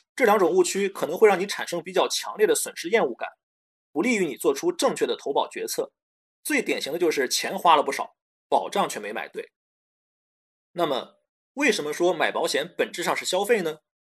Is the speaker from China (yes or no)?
yes; China; 我们中国人对储蓄有很大的偏好